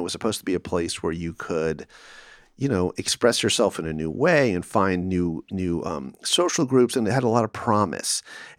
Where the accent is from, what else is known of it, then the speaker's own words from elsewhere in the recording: Calabasas, California, United States; So Calabasas was a privileged place. I drove a 73 Buick LeSabre, you know, a big boat that cost $300, and parked in the dirt side of the parking lot.